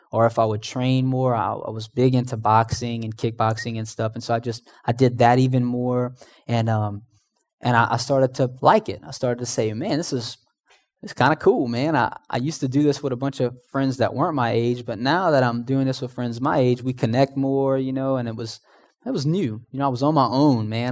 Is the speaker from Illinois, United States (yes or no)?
no; Houma, Louisiana, United States; moved away; I was originally from Homa. I don't know if you guys know where Homa's at, but it's about two hours southeast of here